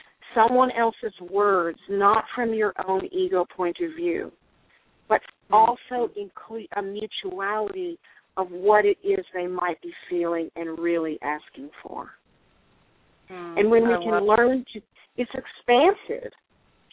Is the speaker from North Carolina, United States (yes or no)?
no; Texas, United States; I was raised in Texas